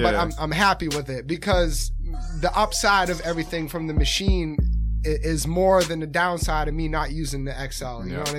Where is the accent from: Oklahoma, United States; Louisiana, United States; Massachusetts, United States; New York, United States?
Massachusetts, United States; Rockland; I'm from Rockland.